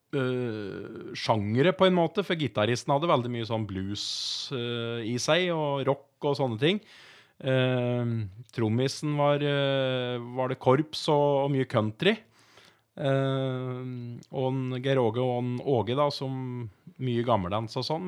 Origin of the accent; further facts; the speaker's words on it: Moelv, Innlandet, Norway; also born or lived in Raufoss; jeg bor jo i Moelven og er oppvokst inn